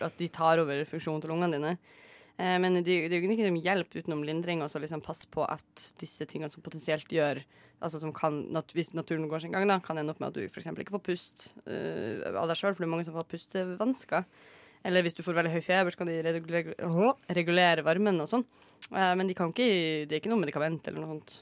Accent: Northern Norway, Norway; så er jeg dessverre fra Nord-Norge

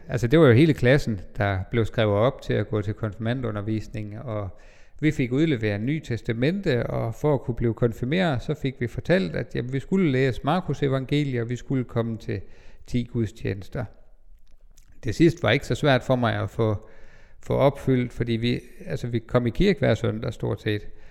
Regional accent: Bindslev, North Denmark Region, Denmark; moved away; jeg kommer fra Bindslev, en lille by 20 km nord for Jørgen, eller måske nærmere 30 km syd for Skagen.

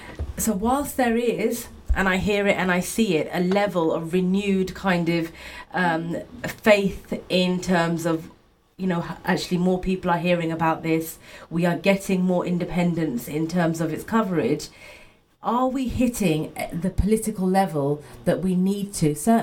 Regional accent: United Kingdom; I'm not Kashmiri. I'm of Pakistani descent, but I'm also British.

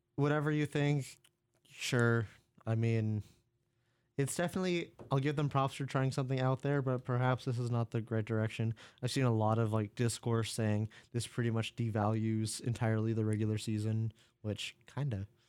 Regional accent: United States; first language English

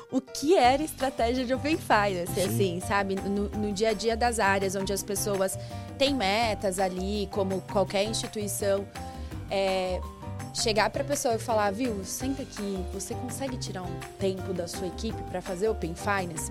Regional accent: São Roque, São Paulo, Brazil; moved away as an adult; also born or lived in ABC Paulista, São Paulo; eu sou do interior de São Paulo, não tão interior assim, sou de São Roque

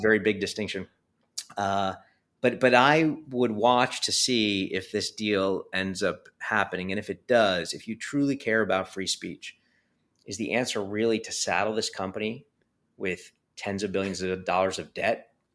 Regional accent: New York City, New York, United States; growing up in Coney Island

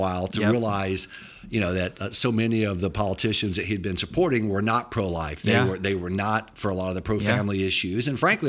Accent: Lyman, South Carolina, United States; I grew up in a little town called Lyman, South Carolina, about 1,200 people.

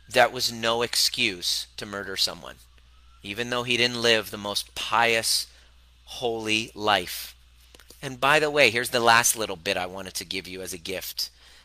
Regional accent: Iran; now in Canada; I know that's how I felt when I came to from Iran to Canada. I hated myself because I would see everything talked about Persians, about Iranians.

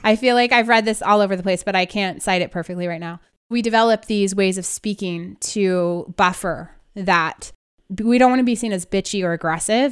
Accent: Northern California, United States; I grew up in Northern California

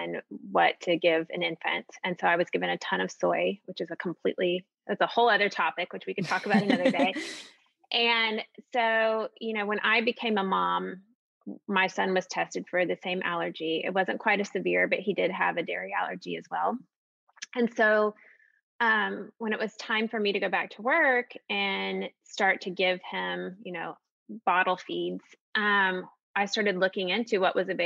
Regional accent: Austin, Texas, United States; I grew up partially in Austin

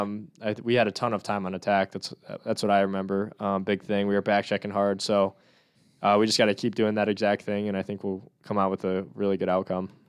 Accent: Northern Illinois, United States; I'm from Northern Illinois

